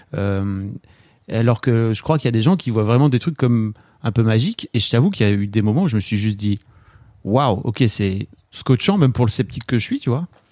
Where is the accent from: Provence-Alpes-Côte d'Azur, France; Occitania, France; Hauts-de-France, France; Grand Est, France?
Hauts-de-France, France; the Nord; now in Paris, France; je viens du fin fond du Nord.